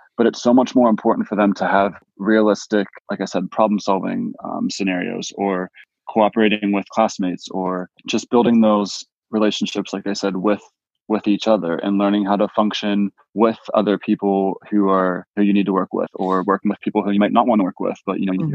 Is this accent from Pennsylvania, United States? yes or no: yes; Pittsburgh, Pennsylvania, United States; also born or lived in Erie, Pennsylvania; I grew up in Pittsburgh